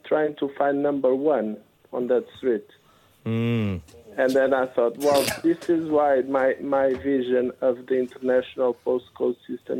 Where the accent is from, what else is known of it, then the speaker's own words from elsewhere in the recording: Portugal; now in London, United Kingdom; I'm from Portugal